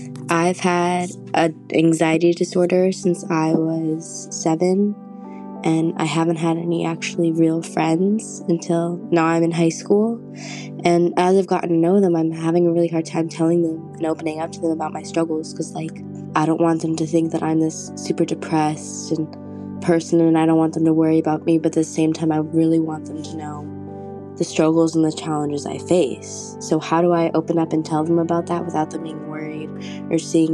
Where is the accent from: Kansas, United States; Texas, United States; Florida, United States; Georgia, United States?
Florida, United States; I'm from Florida.